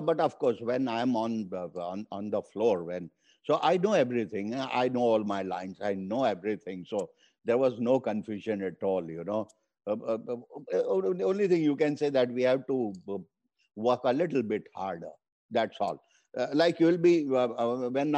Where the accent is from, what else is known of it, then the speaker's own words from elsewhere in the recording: India; first language Hindi; English is a second language; my native language, Hindi